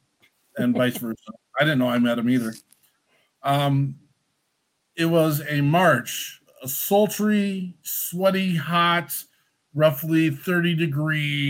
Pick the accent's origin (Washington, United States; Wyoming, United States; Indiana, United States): Wyoming, United States; I'm a gringo from Wyoming